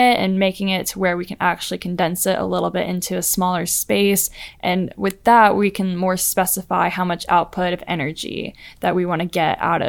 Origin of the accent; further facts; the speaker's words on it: Montgomery, Alabama, United States; also born or lived in Valdosta, Georgia / Chicago; I did go to high school in Montgomery, Alabama. {S0} Before that? {S3} Before that was Valdosta, Georgia.